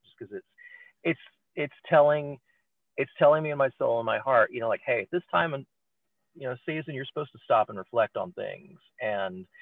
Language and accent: English; Mississippi, United States; now in Pennsylvania, United States; Growing up in the South, I grew up in Mississippi